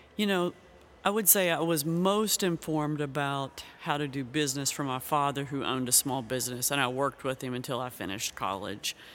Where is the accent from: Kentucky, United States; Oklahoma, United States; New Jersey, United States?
Kentucky, United States; moved away as an adult; also born or lived in Ukraine; now in Xenia, United States; I grew up in Kentucky.